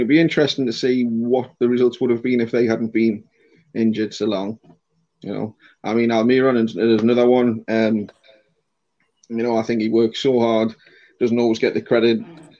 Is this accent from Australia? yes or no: no; Accrington, North West England, United Kingdom; I was brought up kind of in Accrington, which is a little village away away from the ground.